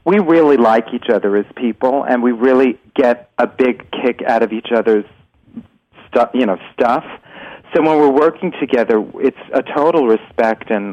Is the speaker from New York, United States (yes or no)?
yes; New York, United States; I'm a New Yorker